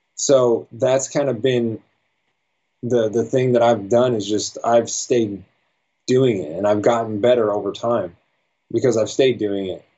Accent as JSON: {"language": "English", "town": "Las Vegas", "region": "Nevada", "country": "United States", "tie": "born or raised there", "said": "I was born and raised in Vegas"}